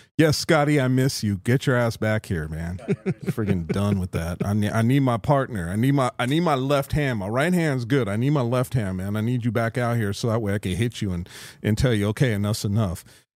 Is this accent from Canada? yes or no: yes; Canada; And I'm freaking Canadian.